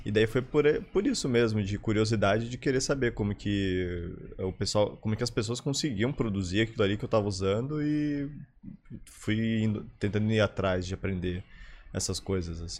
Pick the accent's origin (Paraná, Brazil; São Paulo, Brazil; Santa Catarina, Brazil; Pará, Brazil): Santa Catarina, Brazil; Florianópolis; also born or lived in São Lourenço, Minas Gerais; eu moro aqui em Floripa minha vida inteira, então sou uhum. quase manezinho